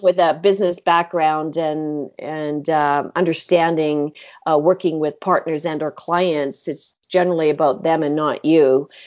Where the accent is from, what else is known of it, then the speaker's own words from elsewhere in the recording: Halifax, Nova Scotia, Canada; I grew up in Halifax, and my mother was a marine biologist with Department of Fisheries and Oceans in Canada